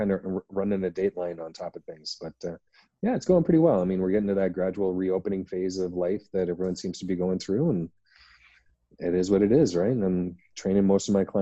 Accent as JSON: {"language": "English", "country": "Canada", "said": "as everyone can tell by my accent, I'm from Canada"}